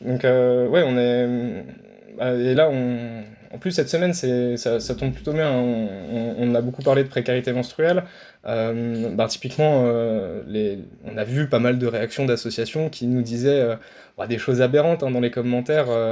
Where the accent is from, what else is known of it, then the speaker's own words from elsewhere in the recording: Nancy, Grand Est, France; je viens de Nancy, donc en Lorraine